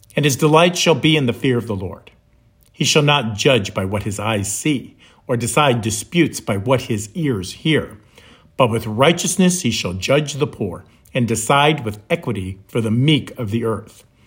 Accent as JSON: {"language": "English", "region": "the North", "country": "United States", "tie": "born or raised there", "moved": "as an adult", "lives_now": "Florida, United States", "said": "Growing up in the North"}